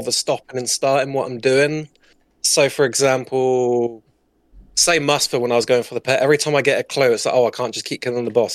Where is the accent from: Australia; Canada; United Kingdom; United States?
United Kingdom; southern England; I'm from the U K. I'm, I don't say exactly what city. I'm from down south